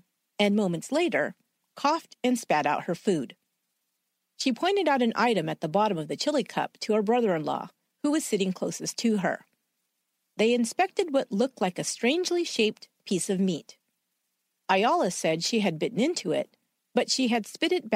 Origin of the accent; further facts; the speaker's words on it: San Jose, California, United States; my hometown of San Jose, California